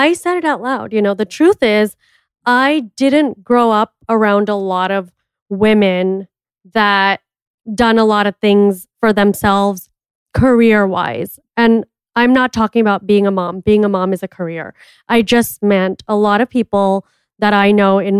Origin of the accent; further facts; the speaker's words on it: India; I'm an Indian entrepreneur and TV personality